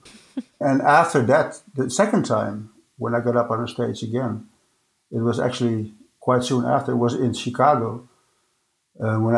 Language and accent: English; Amsterdam, North Holland, Netherlands; they knew that I was from Amsterdam